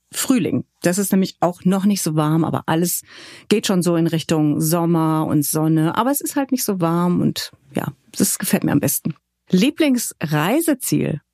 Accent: Hückeswagen, North Rhine-Westphalia, Germany; also born or lived in Cologne; Hückeswagen, das ist im Rheinland.

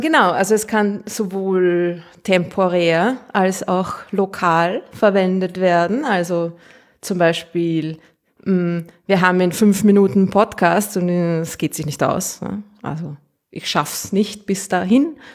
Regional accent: Austria; accent: Austrian; ich ich rede zu Österreichisch

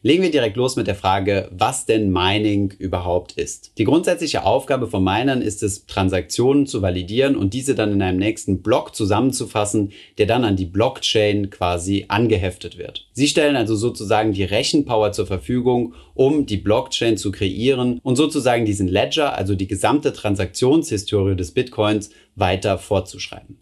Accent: Germany; bei uns in Deutschland

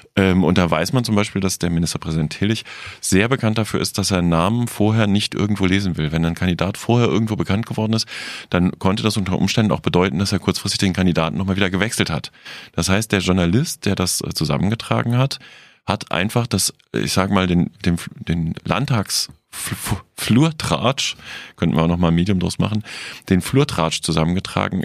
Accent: West Germany, Germany; ich, als Wessi

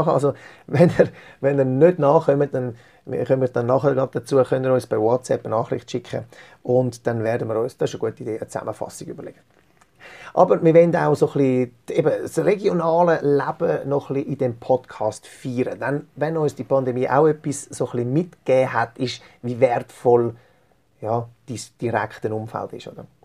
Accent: Zurich, Switzerland; wir sind im, im Salon aufgewachsen in Zürich. Äh, unsere Eltern hatten in Zürich einen Salon gehabt

